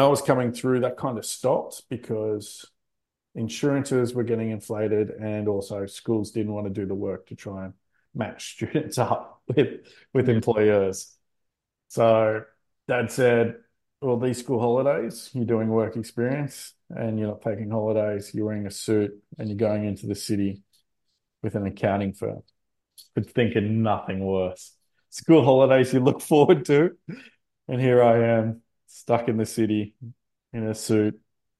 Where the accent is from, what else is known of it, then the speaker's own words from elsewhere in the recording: Sydney, New South Wales, Australia; also born or lived in Central Coast; I grew up not far from your office in Castle Hill, around the corner from Bella Vista